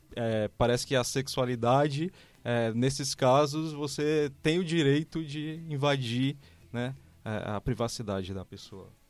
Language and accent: Portuguese; Fortaleza, Ceará, Brazil; moved away as an adult; now in São Paulo, Brazil; eu sou de Fortaleza, vim há sete anos aqui para São Paulo